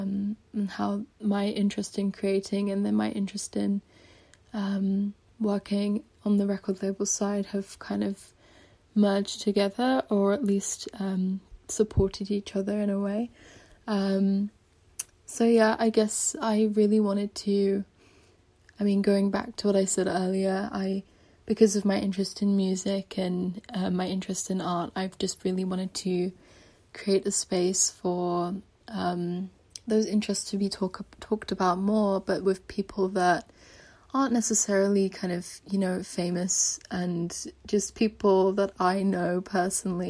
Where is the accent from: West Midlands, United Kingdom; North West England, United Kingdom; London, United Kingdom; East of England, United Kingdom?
London, United Kingdom; moved away; I grew up in London as well